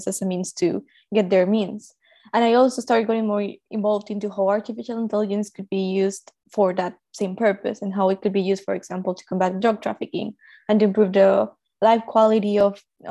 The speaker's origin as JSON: {"language": "English", "country": "Colombia", "tie": "born or raised there", "said": "I was born in Colombia, and I live in Colombia right now."}